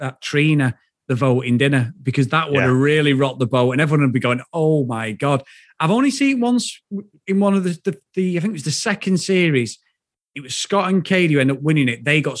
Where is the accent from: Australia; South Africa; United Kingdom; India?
United Kingdom; Old Trafford, North West England; I'm from Old Trafford.